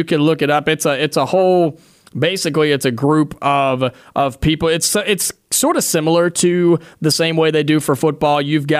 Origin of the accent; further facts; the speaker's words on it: Ohio, United States; moved away; Well, I grew up in Ohio.